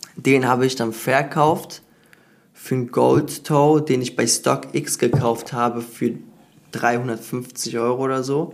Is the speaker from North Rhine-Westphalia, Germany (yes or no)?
yes; Cologne, North Rhine-Westphalia, Germany; ich bin aus Köln